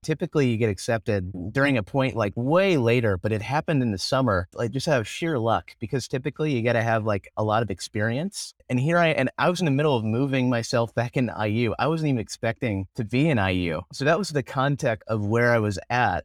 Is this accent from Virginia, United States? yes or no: no; Indianapolis, Indiana, United States; also born or lived in Greenwood, Indiana; I grew up in Indianapolis, Indiana.